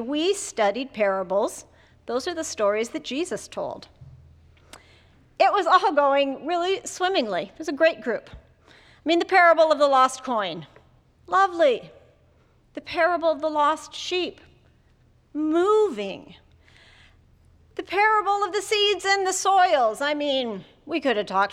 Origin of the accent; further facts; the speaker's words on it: Jamestown, North Dakota, United States; When I was a child growing up in Jamestown, North Dakota